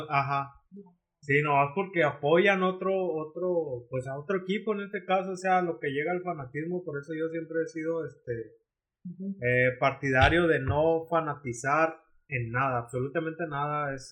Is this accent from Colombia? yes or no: no; Mexico; nosotros mismos como mexicanos, Darry.